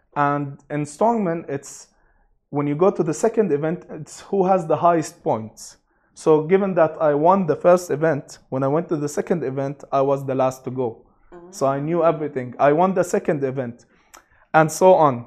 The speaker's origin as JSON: {"language": "English", "region": "Abu Dhabi", "country": "United Arab Emirates", "tie": "born or raised there", "also_born_or_lived": "Sharjah", "lives_now": "Dubai, United Arab Emirates", "said": "I was born and raised in Abu Dhabi"}